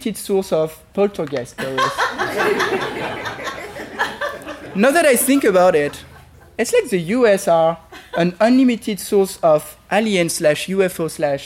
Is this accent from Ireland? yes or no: no; Paris, Île-de-France, France; accent: French; English is a second language; moved away as an adult; now in United States; I am French